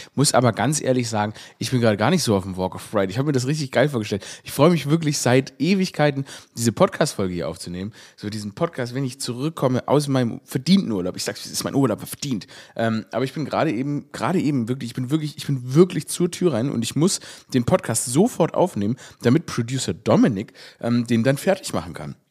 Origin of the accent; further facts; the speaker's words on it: Stuttgart, Baden-Württemberg, Germany; moved away; meine Heimatstadt Stuttgart